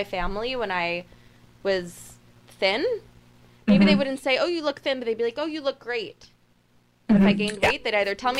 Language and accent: English; New York, United States; I've never been into a tanning bed, surprisingly, and I grew up on Long Island.